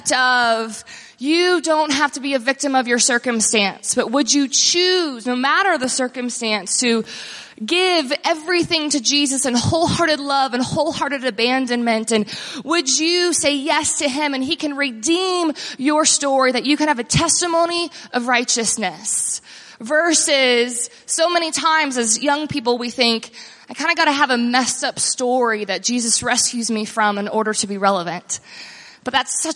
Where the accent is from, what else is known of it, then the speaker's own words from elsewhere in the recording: Texas, United States; also born or lived in Austin, Texas / near Dallas-Fort Worth, Texas; So I grew up in Texas and moved from Austin